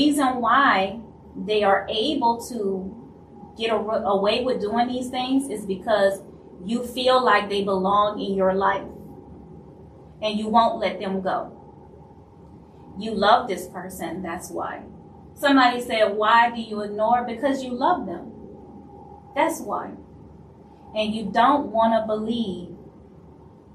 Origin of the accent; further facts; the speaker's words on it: Louisiana, United States; I'm from Louisiana